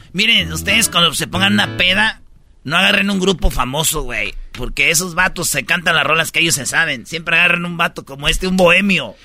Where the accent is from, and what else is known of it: Tepatitlán, Jalisco, Mexico